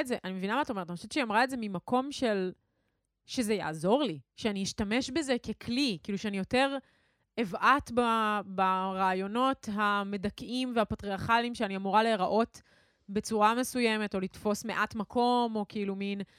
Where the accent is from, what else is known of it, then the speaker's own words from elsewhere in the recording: Ra'anana, Central District, Israel; גדלנו באותו, באותה עיר, למאזינים שלא יודעים זאת. שתינו מרעננה